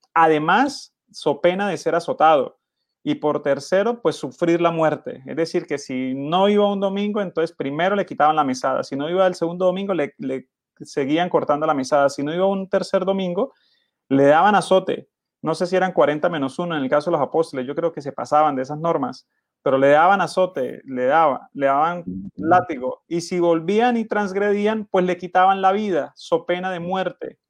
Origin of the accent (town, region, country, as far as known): Colombia